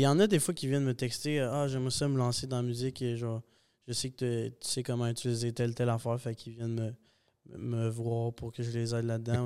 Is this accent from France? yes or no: no; Saint-Hyacinthe, Quebec, Canada; also born or lived in Bogotá, Colombia; On est resté jusqu'à mes un an. Puis on est reparti au Québec. Je vis à Saint-Hyacinthe depuis ça